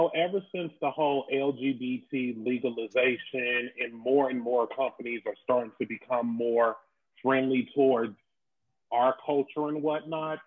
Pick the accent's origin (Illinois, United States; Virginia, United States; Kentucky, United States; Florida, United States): Illinois, United States; Chicago; I'm originally from the South Side, but I'm on the West Side now.